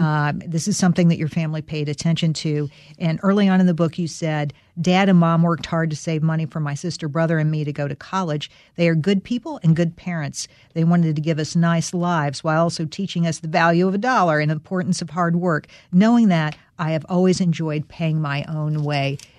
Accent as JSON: {"language": "English", "region": "North Carolina", "country": "United States", "said": "I'm from North Carolina."}